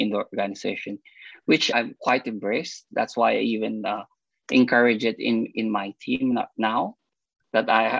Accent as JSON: {"language": "English", "country": "Philippines", "tie": "born or raised there", "also_born_or_lived": "Japan / Singapore / United States", "moved": "as an adult", "lives_now": "Australia", "said": "I'm from the Philippines"}